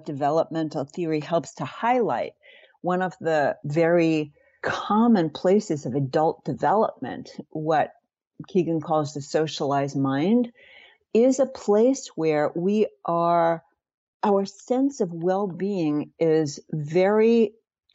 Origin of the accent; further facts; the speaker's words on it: New York, United States; I grew up in New York, Jewish